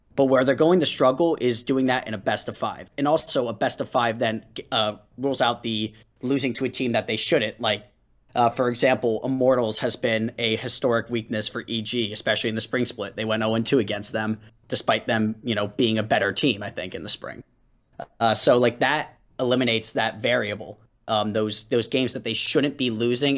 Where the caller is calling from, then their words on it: Philadelphia, Pennsylvania, United States; I'm calling from Philadelphia, Pennsylvania